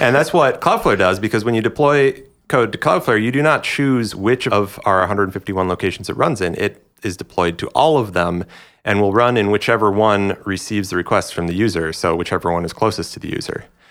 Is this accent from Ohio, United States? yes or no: no; Minneapolis, Minnesota, United States; moved away; my hometown of Minneapolis